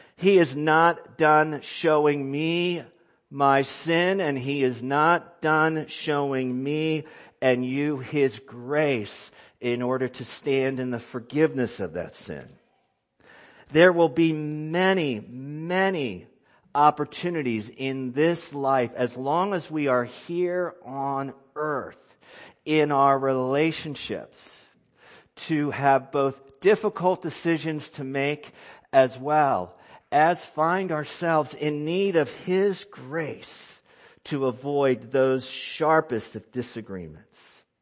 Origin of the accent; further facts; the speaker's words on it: United States; I'm an American and I'm a Christian